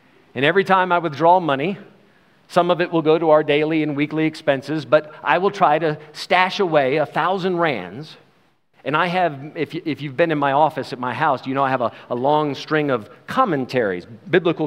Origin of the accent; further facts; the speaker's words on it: United States; now in South Africa; We are American citizens